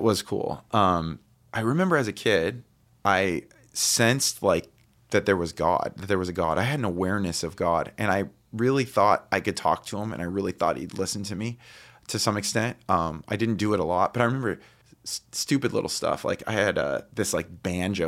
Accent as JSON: {"language": "English", "town": "Highland", "region": "California", "country": "United States", "tie": "born or raised there", "also_born_or_lived": "Redlands, California", "said": "I was born in Redlands, but I grew up in, um, s, we, when I was two, we moved into a house in, in Highland."}